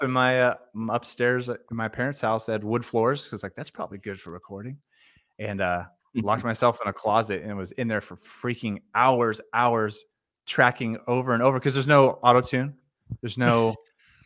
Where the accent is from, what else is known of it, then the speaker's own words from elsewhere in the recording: Stockton, California, United States; also born or lived in Napa, California; now in Bakersfield, United States; I'm a California native, but I grew up in Stockton